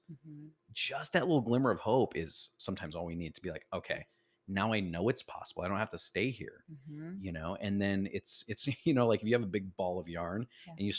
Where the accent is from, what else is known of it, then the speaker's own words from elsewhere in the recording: Chicago, Illinois, United States; so I'm originally from Chicago, like we